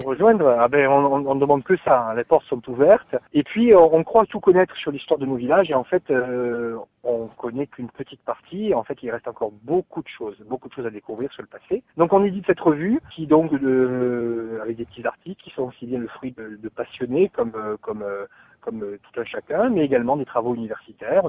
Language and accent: French; Brando, Corsica, France; je suis originaire de Brando.